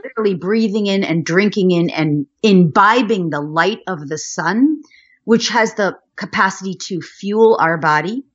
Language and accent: English; Westchester County, New York, United States; I was born in New York, outside of Manhattan in Westchester County